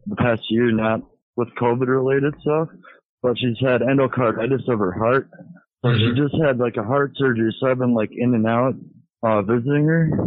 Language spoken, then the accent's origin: English; St. Paul, Minnesota, United States; I'm from St. Paul, Minnesota.